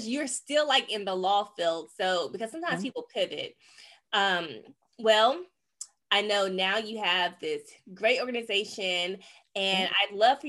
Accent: Rose Hill, North Carolina, United States; my hometown girl

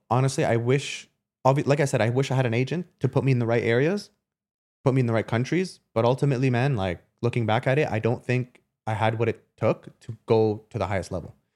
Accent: Canada; moved away as an adult; also born or lived in Germany; I'm coming from Canada to Germany

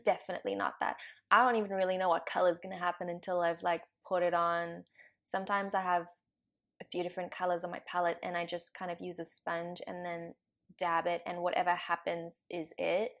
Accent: South Africa; now in Vancouver, Canada; I grew up in South Africa

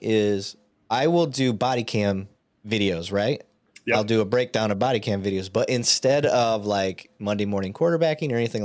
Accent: Michigan, United States; moved away as an adult; also born or lived in Montana; now in Texas, United States; I'm an honorary Southern Canadian, being born and raised in Michigan

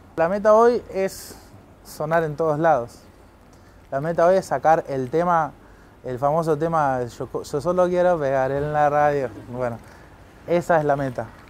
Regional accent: Merlo, Buenos Aires Province, Argentina; nací en Pontevedra, Merlo, zona oeste de Gran Buenos Aires

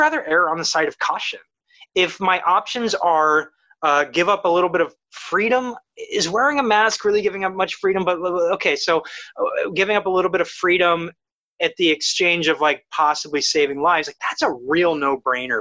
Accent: Ohio, United States; moved away; I'm from Ohio

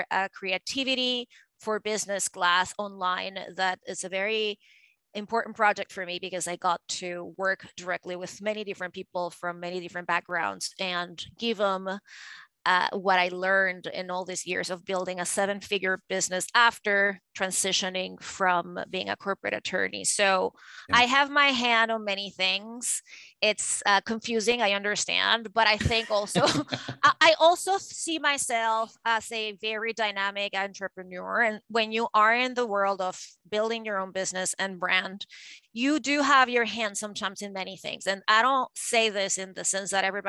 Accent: Venezuela; moved away; I grew up in Venezuela and in South America

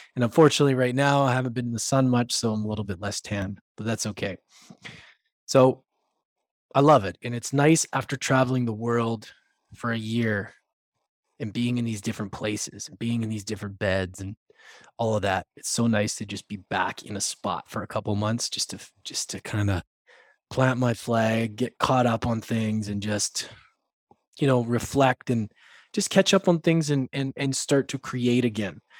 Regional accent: Edmonton, Alberta, Canada; now in British Columbia, Canada; Currently, in my hometown of Edmonton, Alberta, Canada, I've been here for about a week and a half

